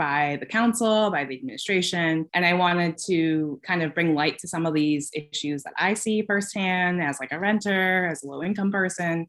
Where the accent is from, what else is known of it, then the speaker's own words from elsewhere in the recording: Boston, Massachusetts, United States; now in Troy, United States; I live in Troy, New York. I'm from the Boston area.